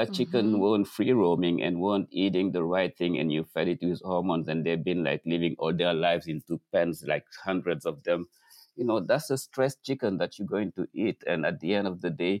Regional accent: Dakar, Senegal; moved away as an adult; now in New York, United States; Growing up in Dakar, at noon, everything stops.

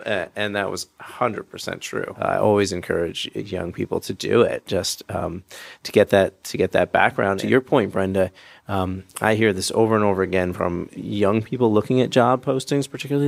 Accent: Berkshire County, Massachusetts, United States; moved away; I grew up here in Berkshire County, and as a kid, I was taken to all of our cultural destinations

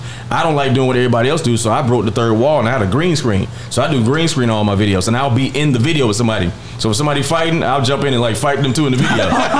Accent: the South, United States; I think I had it, but I didn't know. Like, I'm from the South. Like, dreams weren't real. Like, where I'm from, you do the formula.

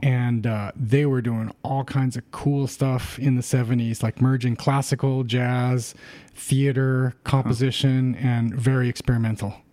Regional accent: Rosemead, California, United States; I grew up in the San Gabriel Valley, you know, um, in a town called Rosemead, which is next to Pasadena

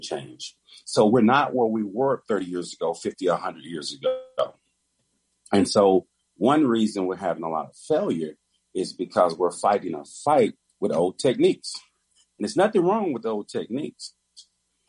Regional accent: Texas, United States; I'm from Texas

